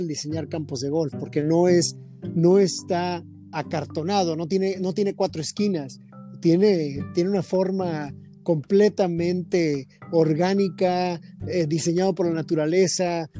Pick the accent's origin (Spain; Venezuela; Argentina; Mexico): Mexico; Tijuana, Baja California; crecí en el Club Campestre de la ciudad de Tijuana